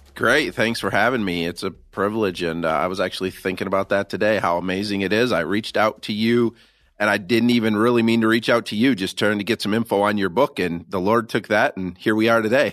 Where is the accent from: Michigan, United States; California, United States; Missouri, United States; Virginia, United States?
Michigan, United States; I'm born and raised in Michigan